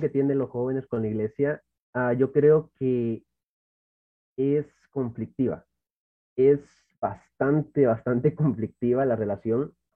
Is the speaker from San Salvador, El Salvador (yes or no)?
no; Santa Ana, El Salvador; Soy de El Salvador, exactamente de la ciudad de Santa Ana, donde me he criado prácticamente toda mi vida